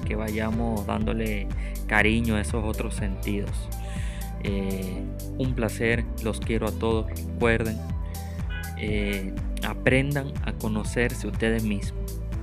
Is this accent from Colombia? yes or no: no; Venezuela; moved away; me tocó salir de mi país, yo soy venezolano